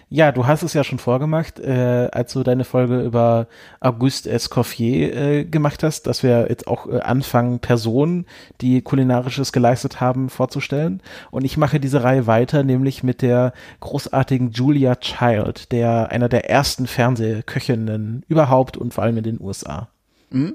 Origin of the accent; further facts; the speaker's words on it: home region of Seitenbacher, Baden-Württemberg, Germany; was ja natürlich eher aus meiner Region kommt